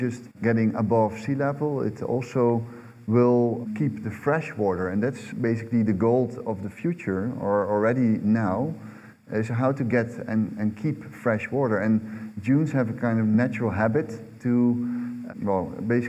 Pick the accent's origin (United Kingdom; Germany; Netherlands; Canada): Netherlands; southern Netherlands; I was born in the southern part of the Netherlands, which would always flood every year